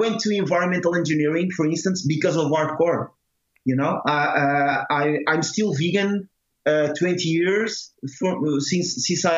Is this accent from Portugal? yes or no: yes; Torres Vedras, Lisbon, Portugal; my hometown, Torres Vedras.